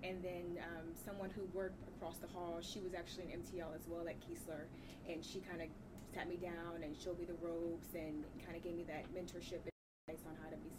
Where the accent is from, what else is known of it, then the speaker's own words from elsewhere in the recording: New York City, New York, United States; moved away; I'm originally from Brooklyn, New York.